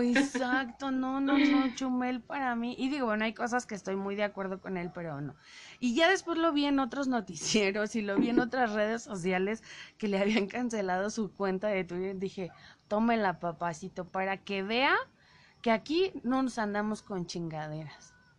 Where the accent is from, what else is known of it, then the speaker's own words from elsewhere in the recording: Mexico City, Mexico; yo soy chilanga. Bueno, yo nací en la Ciudad de México